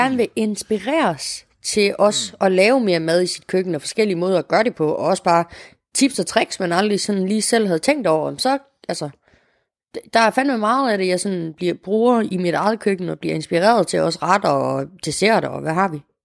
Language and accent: Danish; Morocco; now in Denmark; jeg jo som marokkaner